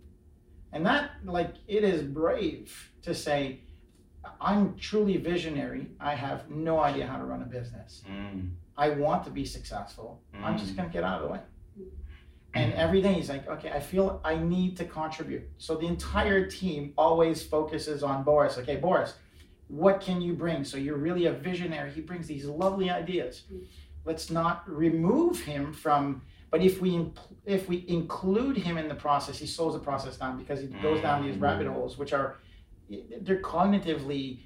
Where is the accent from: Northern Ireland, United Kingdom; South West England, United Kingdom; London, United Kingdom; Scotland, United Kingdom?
Scotland, United Kingdom; Glasgow; being from Glasgow